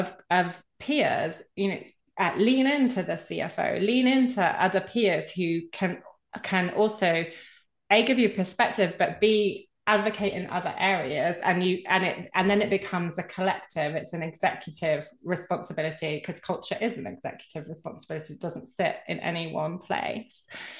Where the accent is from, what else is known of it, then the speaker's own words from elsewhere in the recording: United Kingdom; So particularly can say that being a Brit, but you're not an island